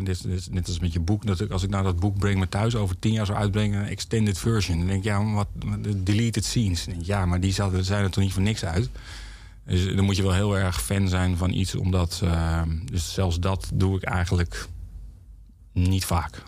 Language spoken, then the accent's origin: Dutch; Heerhugowaard, North Holland, Netherlands; ik kom uit Heergewaard vandaan